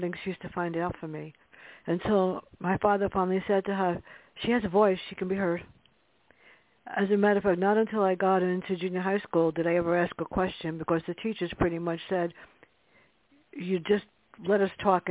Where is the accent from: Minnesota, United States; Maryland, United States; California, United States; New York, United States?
New York, United States; New York City; us growing up in the Bronx